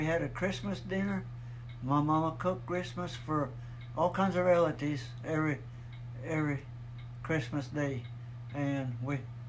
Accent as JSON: {"language": "English", "area": "Loveland", "region": "Colorado", "country": "United States", "tie": "born or raised there", "said": "I was born in 1930, 30th of December in Loving, Colorado."}